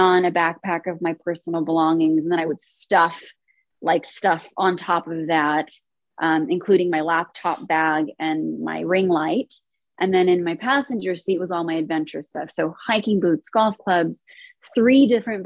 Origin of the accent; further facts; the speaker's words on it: Chino, California, United States; moved away as an adult; now in New York, United States; Born and raised in Chino, California, and did not leave my hometown till December 25th of last year